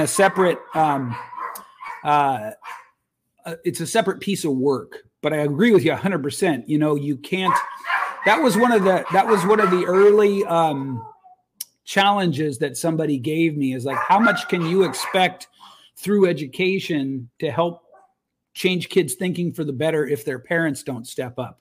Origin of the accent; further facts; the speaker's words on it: United States; as a man growing up in the United States